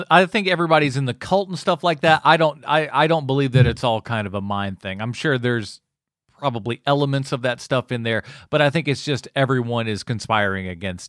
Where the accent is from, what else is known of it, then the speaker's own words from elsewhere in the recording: England, United Kingdom; for me, because I'm English, speak English.